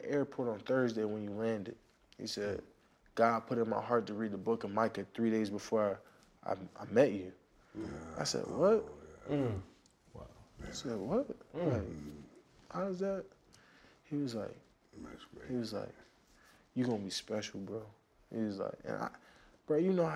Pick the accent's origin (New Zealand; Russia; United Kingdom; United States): United States; Harrisburg, Pennsylvania; from Harrisburg